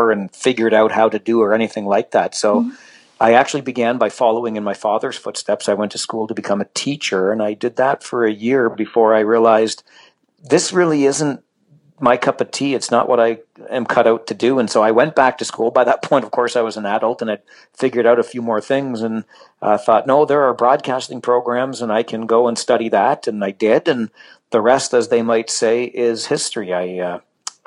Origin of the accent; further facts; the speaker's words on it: Kitchener, Ontario, Canada; moved away as an adult; also born or lived in Salmon Arm, British Columbia / Toronto; come back to my hometown, which is Kitchener